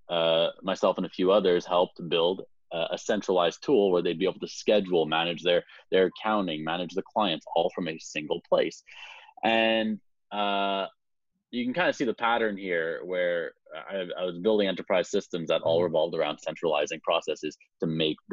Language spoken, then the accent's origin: English; Montreal, Quebec, Canada; I'm from Montreal